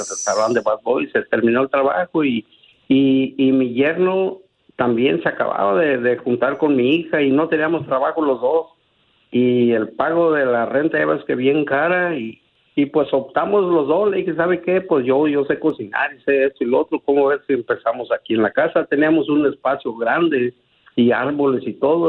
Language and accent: Spanish; Zamora, Michoacán, Mexico; also born or lived in Caurio de Guadalupe, Michoacán / La Brea, California; now in California, United States; yo nací en un pueblo que se llama Caurio de Guadalupe, pero nos criamos en Zamora